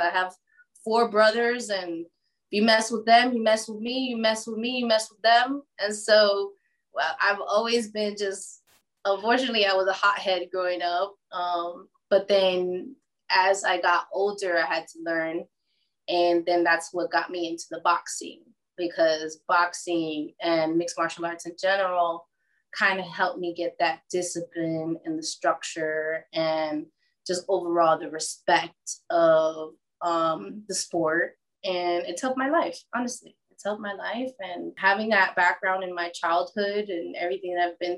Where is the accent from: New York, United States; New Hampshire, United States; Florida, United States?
Florida, United States; South; also born or lived in New Jersey; now in Wesley Chapel, United States; I've been raised in South Florida my whole life